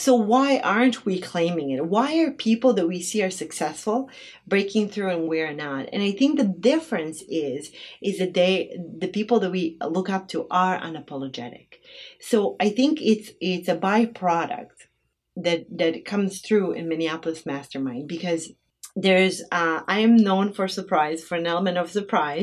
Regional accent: Bosnia & Herzegovina; now in Twin Cities, United States; growing up in Bosnia without having any money whatsoever.

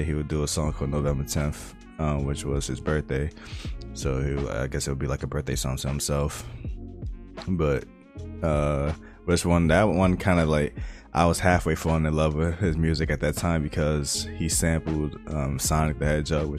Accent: New York City, New York, United States; I was born in Fort Greene, New York, Brooklyn

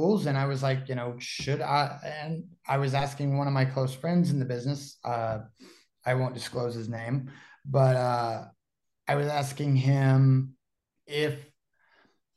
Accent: Dallas, Texas, United States; moved away as an adult; I'm originally from Dallas, Texas

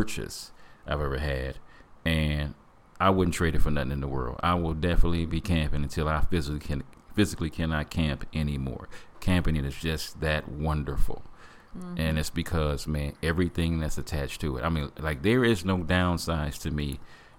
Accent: Flint, Michigan, United States; Growing up in Flint, Michigan

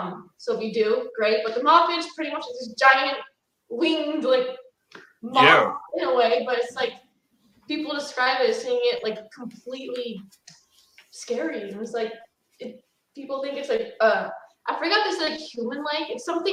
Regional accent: Wisconsin, United States

